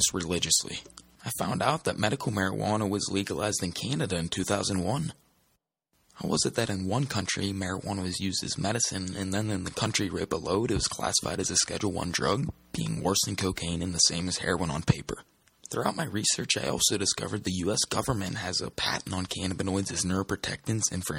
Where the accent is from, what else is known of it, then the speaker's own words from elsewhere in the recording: Pittsburgh, Pennsylvania, United States; I'm from Pittsburgh, Pennsylvania.